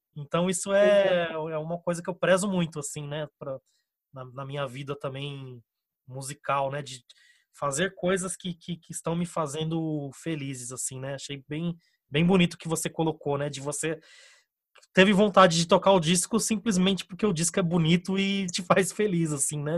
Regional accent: Brazil; existe ainda um fiozinho que, que nos une como brasileiros.

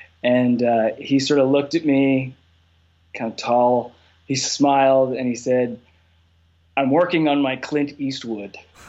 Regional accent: Canada; I'm, by the way, I'm Canadian, so I sort of fall in between, I guess.

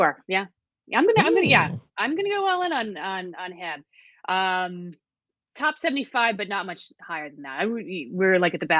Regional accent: Arizona, United States; now in Washington, D.C., United States; I live in DC. I'm a Braves fan because I grew up in Arizona

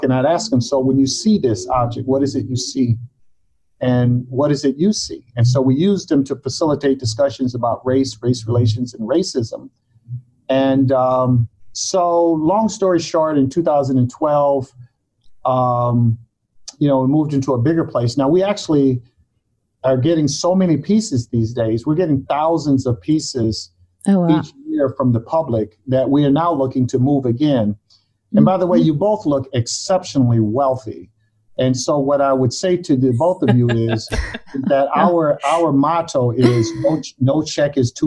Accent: Mobile, Alabama, United States; also born or lived in Harlem, New York; I was born in Harlem, but from the age of one, got reared down south in Mobile, Alabama

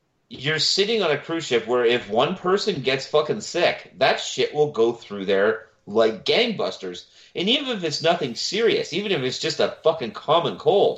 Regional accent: Milton, Ontario, Canada; My hometown, Milton

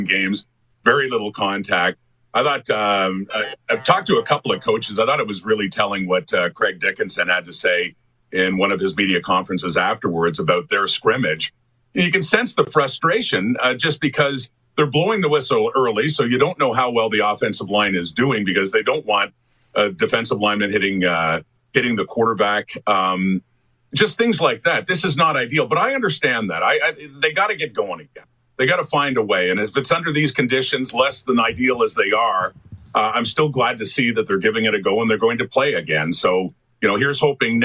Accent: Ottawa, Ontario, Canada; I was born in Ottawa and raised on the CFL

